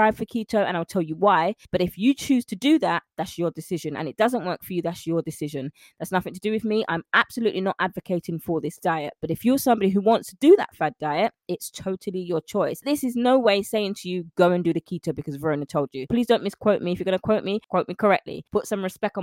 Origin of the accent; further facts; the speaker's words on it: London, United Kingdom; I'm a Londoner. I'm from London, born and raised in the UK.